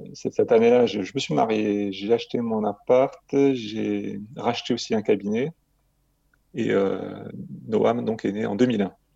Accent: Marseille, Provence-Alpes-Côte d'Azur, France; j'ai grandi euh, à Marseille

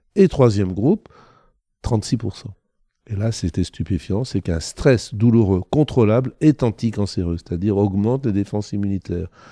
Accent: Thonon-les-Bains, Auvergne-Rhône-Alpes, France; je suis né à Tonon-les-Bains en Haute-Savoie et pas en Haïti

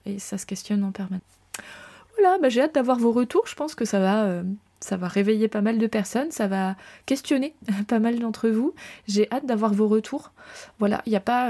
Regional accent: France; je suis française

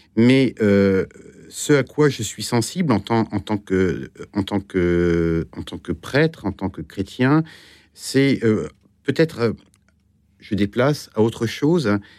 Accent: Granville, Normandy, France; also born or lived in Brittany; now in Paris, France; j'ai grandi en Normandie

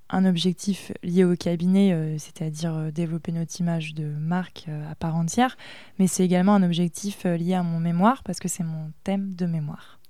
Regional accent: Aubigny, Pays de la Loire, France; also born or lived in Bordeaux / Les Sables-d'Olonne; je viens d'Avrier. c'est pas hyper connu

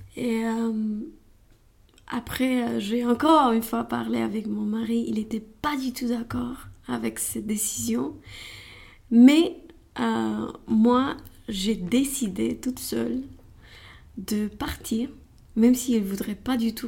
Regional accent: Romania; French is a second language; moved away as an adult; now in Paris, France; je viens de Roumanie

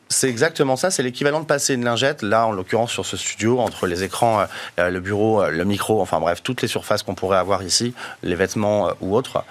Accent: France; on est français

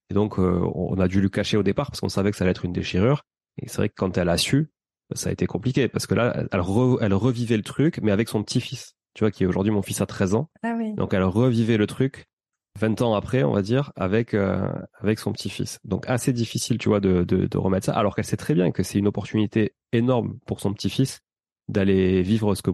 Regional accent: Occitania, France; accent: Toulouse; moi, avec mon accent toulousain, j'arrive à Toulouse et je dis, bah, je suis, je suis étudiant canadien.

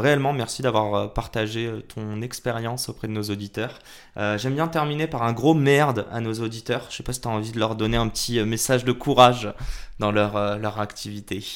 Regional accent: Morocco; je suis marocain

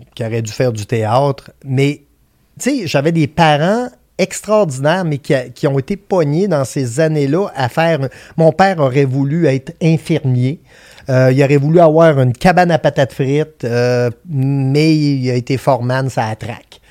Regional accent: Vallée-Jonction, Quebec, Canada; je viens de Vallée-Jonction, qui est un dans la Beauce, on est connu pour être les colons de vallée.

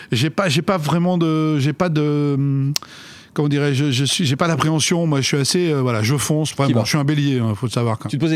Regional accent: France; suis né là-bas. Je suis français, mais, ça ne me dérange pas, bien sûr, euh, qu'on, qu'on m'assimile à l'Algérie.

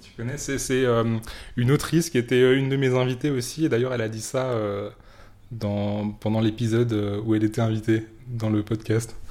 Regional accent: France; en tant que français

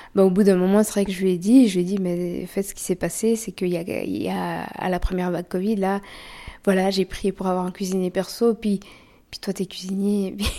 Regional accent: Switzerland; On est suisse

